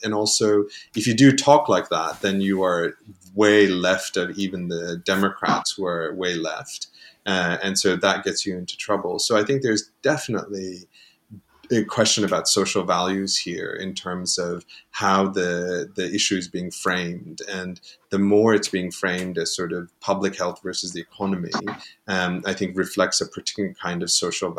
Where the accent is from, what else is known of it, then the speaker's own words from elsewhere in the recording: United States; speaking as an American